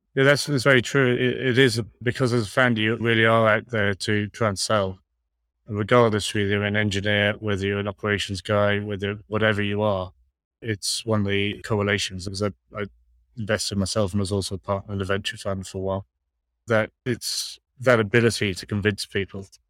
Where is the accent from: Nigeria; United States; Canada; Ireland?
Ireland; I'm, I'm Irish